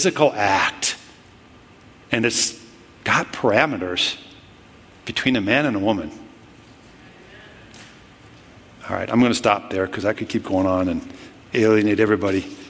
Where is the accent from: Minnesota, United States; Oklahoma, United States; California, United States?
Minnesota, United States; I'm from Minnesota